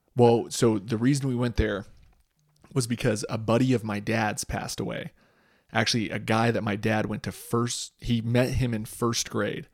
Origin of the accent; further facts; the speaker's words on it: Boise, Idaho, United States; I grew up in Boise